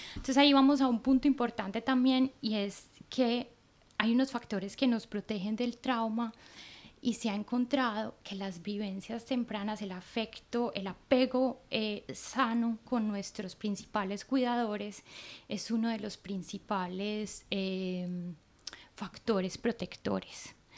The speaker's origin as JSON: {"language": "Spanish", "country": "Colombia", "moved": "yes", "lives_now": "Norway", "said": "yo que soy de Colombia"}